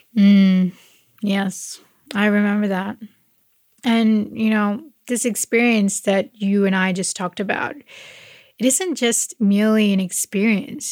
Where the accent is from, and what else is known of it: Malaysia; now in Australia